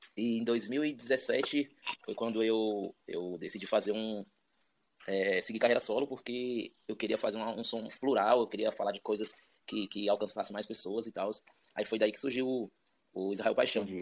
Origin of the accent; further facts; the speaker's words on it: Ceilândia, Federal District, Brazil; now in Águas Claras, Brazil; nascido e criado na Ceilândia, atualmente estou morando em Águas Claras